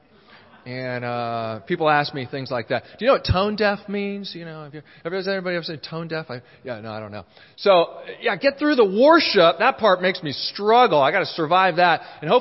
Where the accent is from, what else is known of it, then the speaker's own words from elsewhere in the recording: Honolulu, Hawaii, United States; I was born in Honolulu in Hawaii